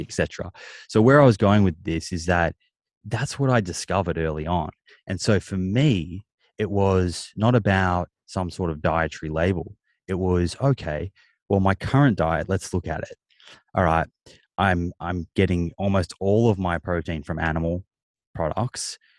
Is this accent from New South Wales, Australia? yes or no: no; Melbourne, Victoria, Australia; I grew up in Melbourne